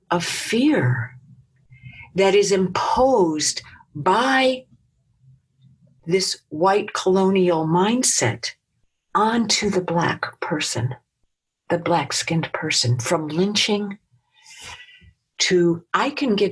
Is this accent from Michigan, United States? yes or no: yes; Detroit, Michigan, United States; I grew up in Detroit, so I grew up in the riots